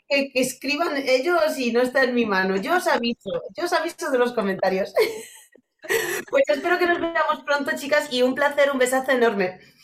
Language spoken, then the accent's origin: Spanish; Poland; now in Spain; yo crecí en, bueno, yo soy polaca y, y de toda la vida. Y cuando yo era pequeña en Polonia, toda mi infancia hasta que vine a España